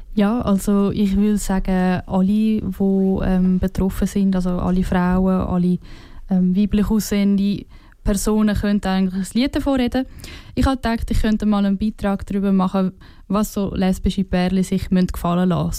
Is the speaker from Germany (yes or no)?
no; Switzerland; als Schweizer und Schweizerinnen